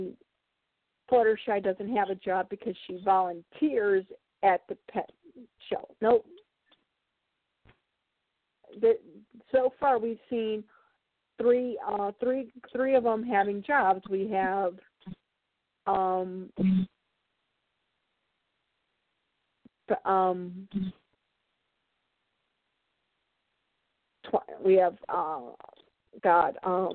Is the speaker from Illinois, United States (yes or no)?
yes; Chicago, Illinois, United States; I was born and raised in Chicago, and I spent a good chunk of my childhood in one of those places that would be considered like a ghetto part of Chicago